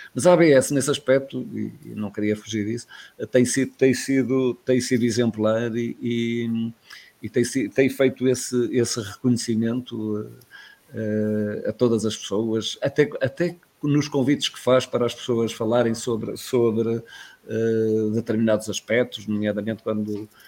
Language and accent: Portuguese; Guimarães, Braga, Portugal; now in Coimbra, Portugal; sempre que vou a Guimarães, vou ver sempre o local onde nasci, vou ver sempre a casa onde morei